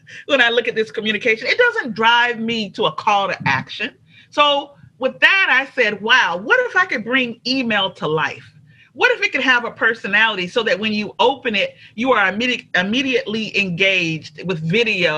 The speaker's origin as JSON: {"language": "English", "region": "Alabama", "country": "United States", "also_born_or_lived": "Troy, Alabama / Montgomery, Alabama", "moved": "yes", "lives_now": "Atlanta, United States", "said": "I'm originally from Alabama. I live in Atlanta now."}